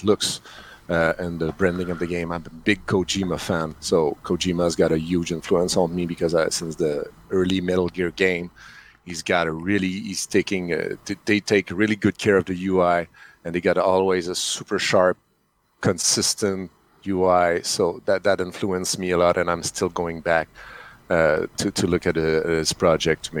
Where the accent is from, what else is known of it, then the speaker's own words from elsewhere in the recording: Canada; English is a second language; I'm French Canadian, so sorry for the accent